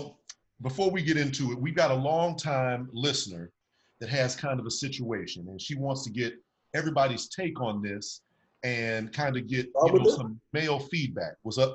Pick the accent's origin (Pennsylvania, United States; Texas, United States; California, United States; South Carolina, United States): Texas, United States; now in Silver Spring, United States; I am in Silver Spring, and I'm originally from Texas